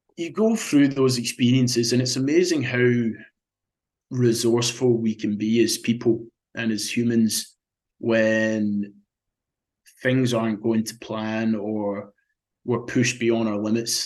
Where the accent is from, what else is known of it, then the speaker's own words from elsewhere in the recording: Scotland, United Kingdom; that was very special growing up there and and being being a Scotsman